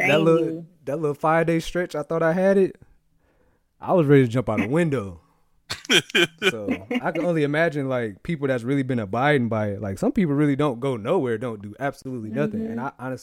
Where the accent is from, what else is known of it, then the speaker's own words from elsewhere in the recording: Muskegon, Michigan, United States; I'm from Muskegon